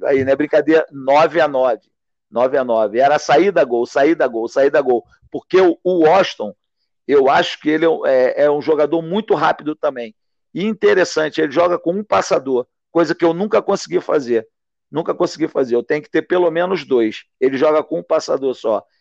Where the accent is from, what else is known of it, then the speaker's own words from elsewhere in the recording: Valença, Rio de Janeiro, Brazil; que nós somos do interior, eu sou de Valença